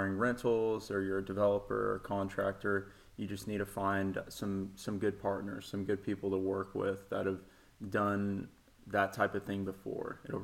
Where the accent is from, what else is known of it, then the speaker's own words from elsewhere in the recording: Nashville, Tennessee, United States; I was born in East Tennessee. I moved to Nashville when I was like 5 years old. So I pretty much consider myself a native Nashvillian. So I grew up in West Nashville over in the Bellevue area.